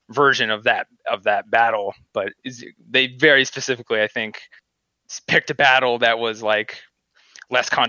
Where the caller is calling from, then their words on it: New York, United States; Hello. Hi. Uh, hi … I'm from upstate New York.